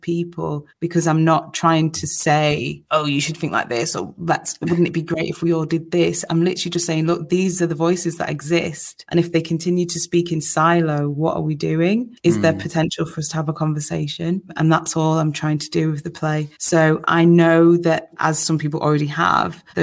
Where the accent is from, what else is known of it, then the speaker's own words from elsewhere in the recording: Manchester, North West England, United Kingdom; I'm so proud to be from Manchester